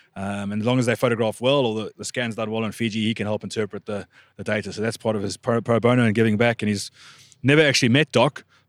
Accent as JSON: {"language": "English", "country": "South Africa"}